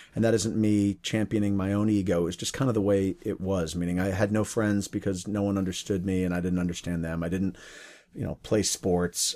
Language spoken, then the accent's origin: English; Connecticut, United States; moved away as an adult; now in Seattle, United States; when I was growing up in Connecticut